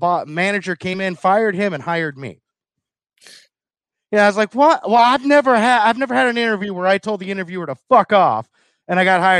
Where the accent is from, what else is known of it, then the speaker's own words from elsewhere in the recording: the South, United States; accent: Southern; but my Southern accent was really thick.